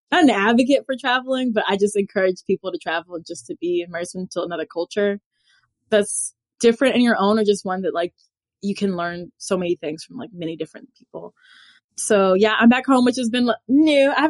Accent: Louisville, Kentucky, United States; also born or lived in Lexington, Kentucky / Costa Rica / Spain; I was in Kentucky, but I've traveled a bit. I'm born and raised in Louisville. I left for school, still in Kentucky, but in a different city.

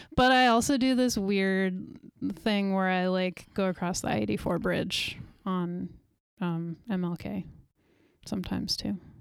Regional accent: New York, United States; moved away as an adult; also born or lived in Walla Walla, Washington; now in Portland, United States; I grew up in New York

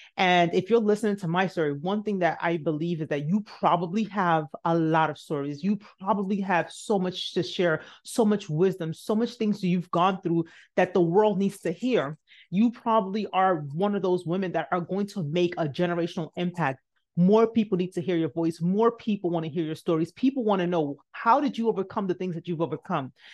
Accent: Nigeria; moved away; I'm Nigerian.

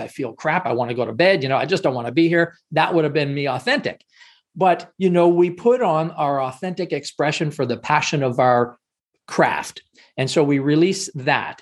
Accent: Canada; I'm Canadian

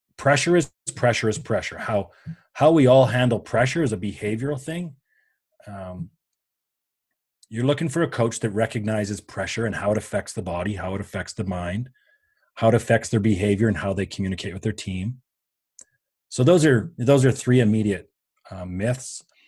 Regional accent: Canada; I am Canadian, um, by birth

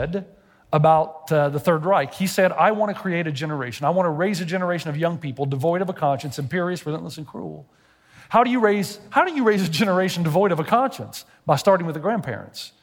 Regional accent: Tennessee, United States; I'm from Tennessee.

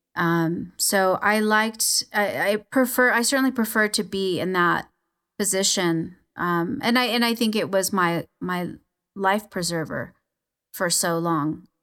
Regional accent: Los Angeles, California, United States; I was born in East L A, um, to a you know, kinda dysfunctional Mexican family

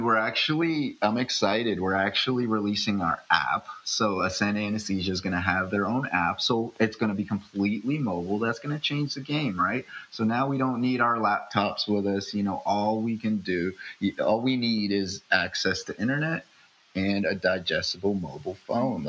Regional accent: upstate New York, United States; born or raised there; also born or lived in Philippines

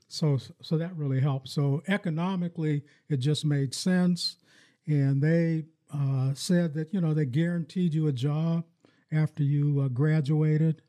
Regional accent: Farrell, Pennsylvania, United States; now in Lansing, United States; when I grew up in my hometown in, in Farrell, Pennsylvania

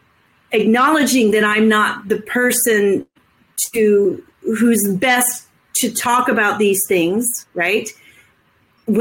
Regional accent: United States; as an American white cisgendered woman of privilege

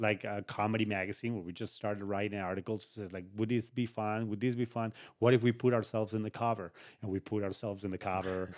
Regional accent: Uruguay; moved away; It was all back home. I'm from Uruguay

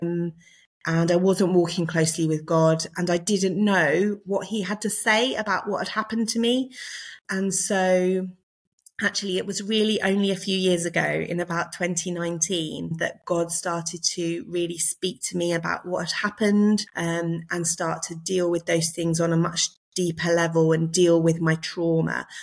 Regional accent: Surrey, South East England, United Kingdom; moved away as an adult; now in Liverpool, United Kingdom; I'm not a Scouser, in case you can't tell from my accent. Um, I was born in Surrey

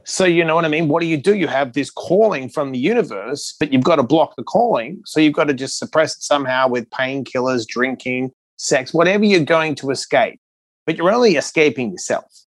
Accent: Perth, Western Australia, Australia; moved away; also born or lived in New York City; I was born in Perth, Western Australia

